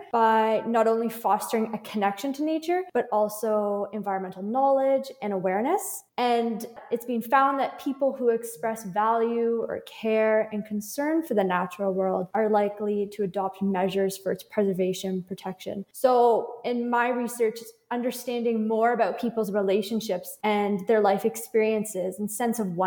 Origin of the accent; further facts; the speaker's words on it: Prince Edward County, Ontario, Canada; Yes, that's my hometown. I've grown up there.